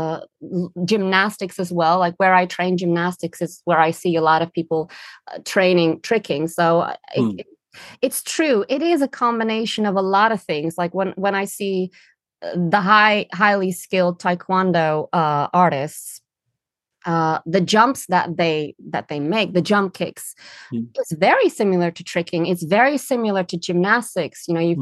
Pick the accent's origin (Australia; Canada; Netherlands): Netherlands; English is a second language; now in London, United Kingdom; I'm originally from the Netherlands.